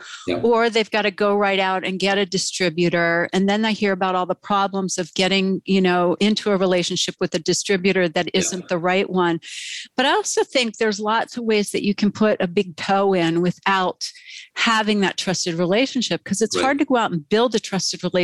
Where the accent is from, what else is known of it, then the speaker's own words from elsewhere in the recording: United States; as an American